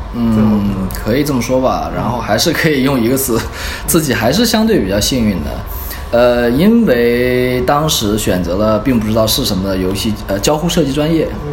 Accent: Dalian, Liaoning, China; moved away; 我本身是大连人

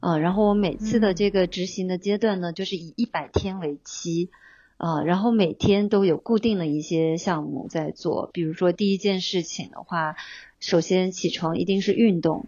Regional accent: China; 我觉得我们中国人吧，就是小时候吧，难免就是其实是在这样的文化里长大的

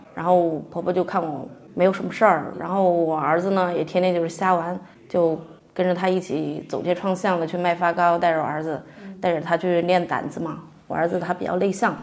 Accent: Jingdezhen, Jiangxi, China; also born or lived in Hanxi village, Fuliang; 从创业村嫁到了韩熙村，然后也是，呃，因为结婚生子嘛，在，在家里时间待得比较长

